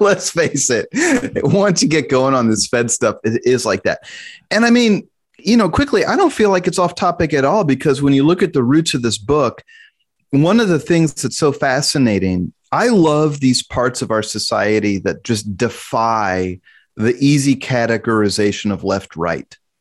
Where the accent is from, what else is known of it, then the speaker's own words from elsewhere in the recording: Kansas City, Missouri, United States; born and raised in Kansas City